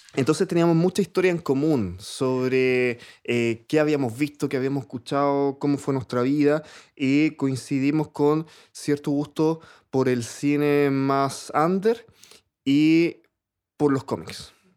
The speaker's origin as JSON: {"language": "Spanish", "town": "Santiago", "region": "Santiago Metropolitan Region", "country": "Chile", "tie": "born or raised there", "said": "yo vivía en el, 12 de Gran Avenida"}